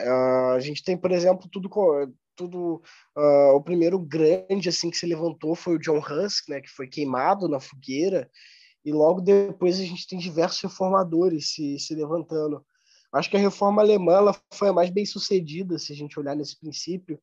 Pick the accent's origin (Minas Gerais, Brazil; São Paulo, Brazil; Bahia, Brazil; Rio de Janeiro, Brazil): Rio de Janeiro, Brazil; Nova Friburgo; now in São Leopoldo, Brazil; sou natural de Nova Friburgo, no Rio de Janeiro